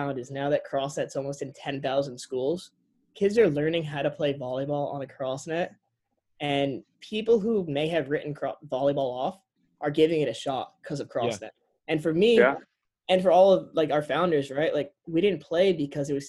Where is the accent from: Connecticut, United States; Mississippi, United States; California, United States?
Connecticut, United States; moved away as an adult; also born or lived in Rhode Island; now in Miami, United States; we're from Connecticut originally